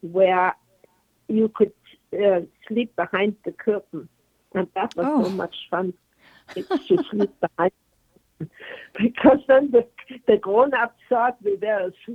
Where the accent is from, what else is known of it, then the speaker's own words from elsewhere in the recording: Germany; English is a second language; moved away as an adult; also born or lived in Arizona; now in United States; I came from East Germany.